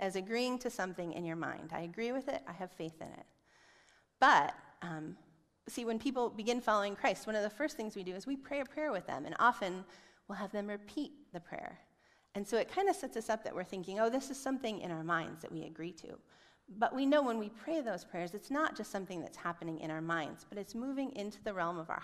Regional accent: Chicago, Illinois, United States; I'm from Chicago

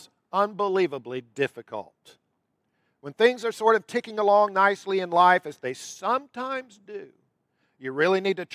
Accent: United States

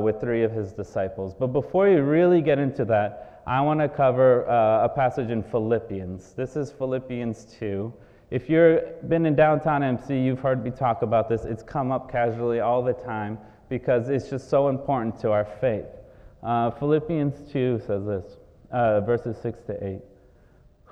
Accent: Brazil; moved away; I am originally from Brazil

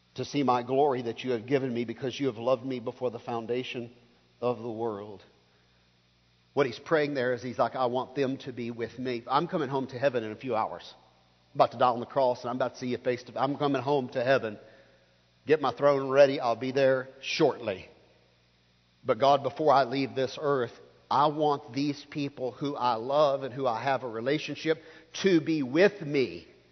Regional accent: the Baptist South, United States; I grew up here in the Baptist South

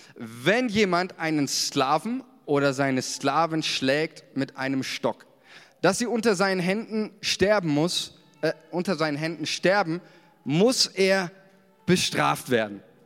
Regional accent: Germany; uns als Deutsche

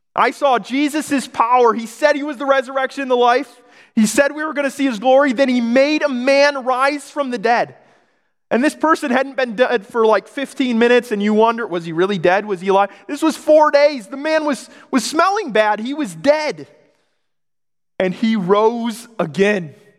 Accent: Michigan, United States; moved away as an adult; also born or lived in Oregon; moved back to Michigan, I grew up in Michigan. I was in Oregon

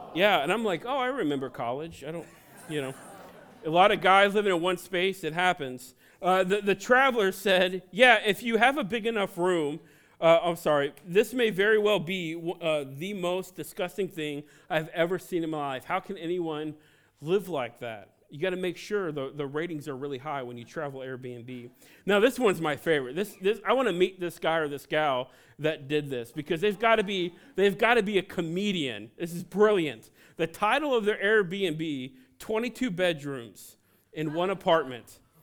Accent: Cincinnati, Ohio, United States; now in New England, United States; I was born and raised in Cincinnati, Ohio

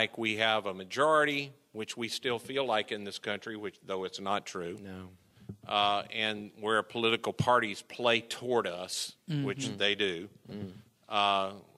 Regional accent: Mississippi, United States; I grew up in Mississippi, so I'm Southern through and through.

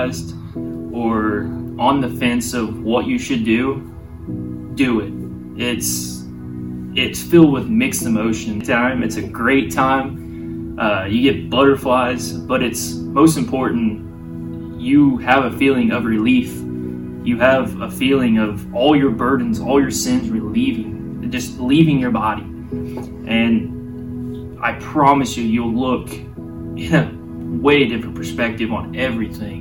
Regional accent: Mount Vernon, Missouri, United States; I'm from Mount Vernon, Missouri. Been here, raised here all my life

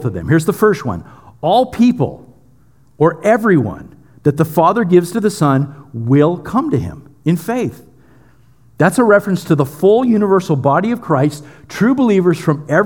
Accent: United States; we're so American and we're so Western

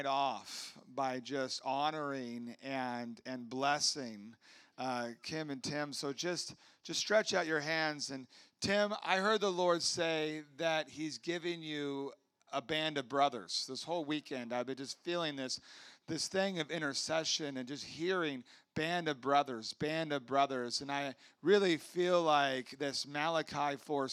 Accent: Huntington Beach, California, United States; I grew up in Huntington Beach

